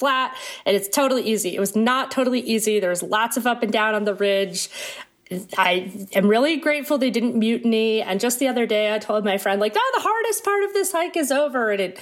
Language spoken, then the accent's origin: English; Maine, United States; moved away as an adult; also born or lived in high desert of California; now in Brooklyn, United States; I'm from Maine, I grew up in Maine